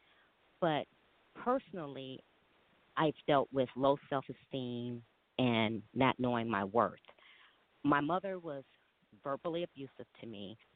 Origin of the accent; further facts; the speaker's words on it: Chicago, Illinois, United States; I am originally from Chicago, Illinois